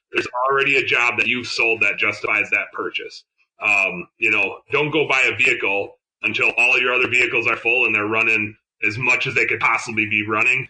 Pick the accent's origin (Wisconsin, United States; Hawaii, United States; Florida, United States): Wisconsin, United States; I'm from Wisconsin